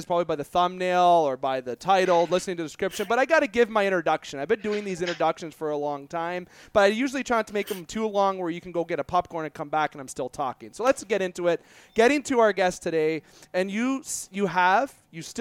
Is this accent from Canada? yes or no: yes; Sault Ste. Marie, Ontario, Canada; we're from Sault Ste. Marie